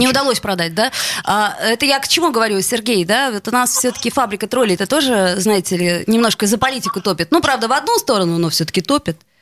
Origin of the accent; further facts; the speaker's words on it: Saint Petersburg, Russia; вот мы, между прочим, петербуржцы